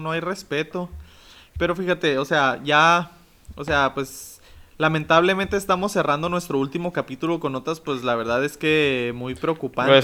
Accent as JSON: {"language": "Spanish", "country": "Mexico", "said": "nosotros somos mexicanos"}